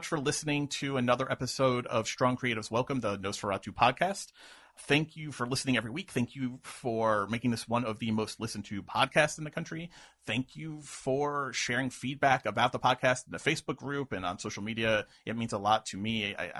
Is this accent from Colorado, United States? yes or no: no; New York, United States; I'm from New York.